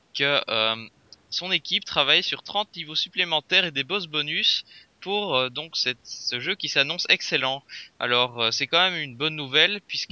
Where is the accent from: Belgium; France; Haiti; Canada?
Belgium; je viens de Belgique